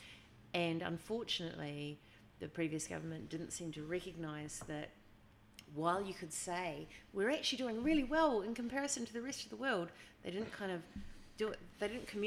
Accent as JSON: {"language": "English", "country": "New Zealand", "said": "as a New Zealander"}